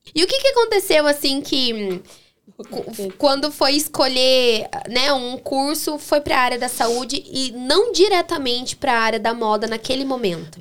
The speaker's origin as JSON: {"language": "Portuguese", "town": "Baiti", "region": "Paraná", "country": "Brazil", "said": "Baiti é minha terrinha."}